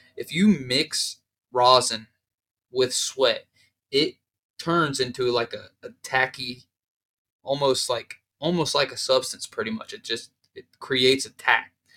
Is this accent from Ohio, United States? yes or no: yes; Columbus, Ohio, United States; I'm from Ohio, from Columbus